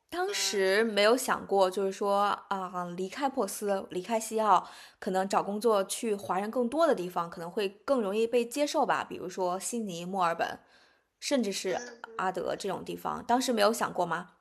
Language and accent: Chinese; China; moved away as an adult; now in Perth, Australia; 我们中国人